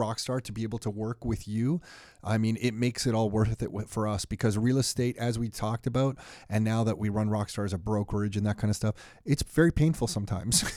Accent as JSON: {"language": "English", "town": "Mississauga", "region": "Ontario", "country": "Canada", "tie": "born or raised there", "also_born_or_lived": "Toronto", "said": "born in Toronto, raised in Mississauga"}